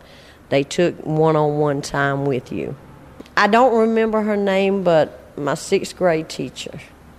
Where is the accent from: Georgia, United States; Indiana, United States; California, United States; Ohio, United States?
Georgia, United States; Macon; I grew up in Macon, Georgia.